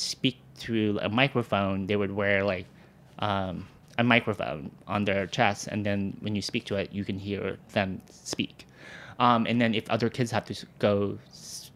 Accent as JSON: {"language": "English", "town": "Walnut", "region": "California", "country": "United States", "tie": "born or raised there", "moved": "as an adult", "lives_now": "New York City, United States", "said": "I grew up in the suburbs of Los Angeles, this small little suburb city called Walnut, California."}